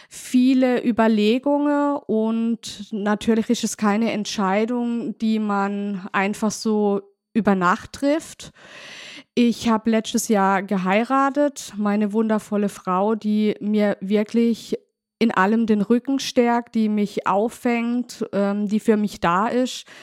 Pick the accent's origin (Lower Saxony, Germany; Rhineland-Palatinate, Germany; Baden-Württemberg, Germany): Baden-Württemberg, Germany; Neuenburg am Rhein; Ich komme aus Neuenburg, aus dem schönen Markgräflerland und bin 40 Jahre alt oder jung, besser gesagt.